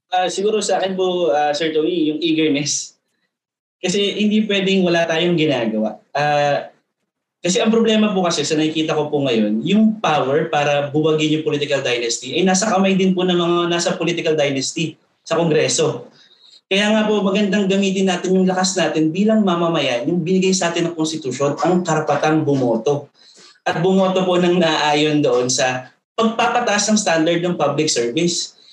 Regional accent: Calabarzon, Philippines; Ako ay pinanganak at lumaki po sa Cavite

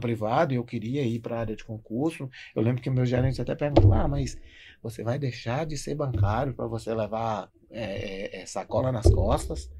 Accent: Vitória da Conquista, Bahia, Brazil; moved away as an adult; also born or lived in Marau / Passo Fundo; now in Novo Hamburgo, Brazil; sou baiano de Vitória da Conquista

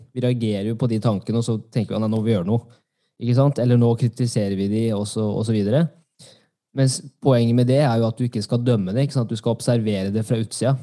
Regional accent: Norway; jeg er norsk

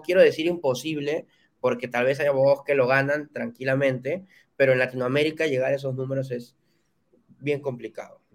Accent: Peru; En mi país, en Perú

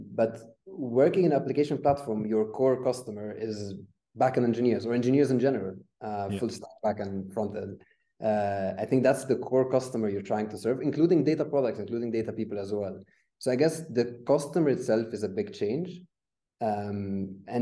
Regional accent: Egypt; moved away as an adult; now in Berlin, Germany; I'm actually originally from Egypt.

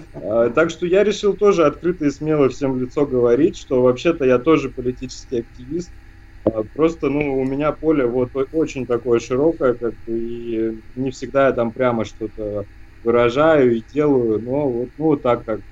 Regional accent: Germany; я немец, да, у нас другой строй гортани, и я говорю по-русски просто «деркэша»

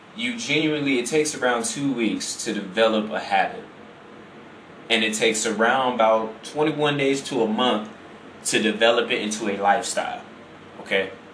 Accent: Chicago, Illinois, United States; I'm from Illinois, you know, from Chicago, I'm from I'm, I'm from the big city, man

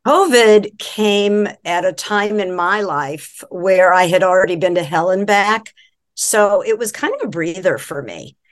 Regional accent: just outside of Boston, Massachusetts, United States; moved away as an adult; also born or lived in San Francisco; I grew up just outside of Boston

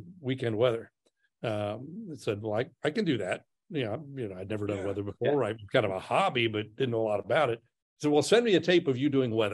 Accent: Batesville, Indiana, United States; moved away as an adult; now in Rio Grande Valley, United States; I had a job offer in my hometown to do radio in my hometown. Of Batesville, the big metropolis of Batesville

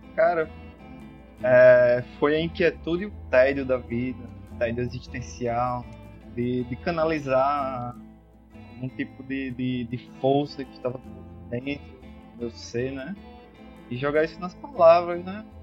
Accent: Natal, Rio Grande do Norte, Brazil; also born or lived in Parnamirim; now in Nísia Floresta, Brazil; sou nascido em Natal, residi um longo tempo em Parnamirim e agora moro nas terras de Nízia Floresta

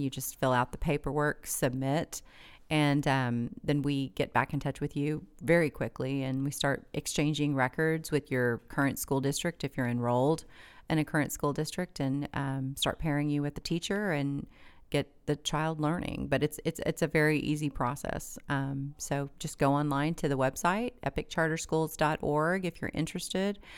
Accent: Tulsa, Oklahoma, United States; I was born and raised in Tulsa.

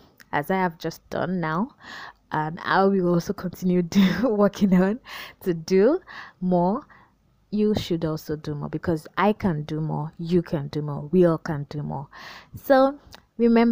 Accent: Nigeria; I'm a Nigerian, and I'd love to emphasize that in Pidgin.

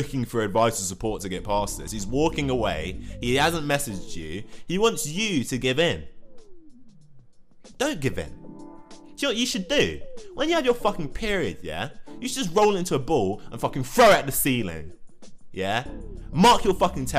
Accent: London, United Kingdom; I'm 22. I come from London

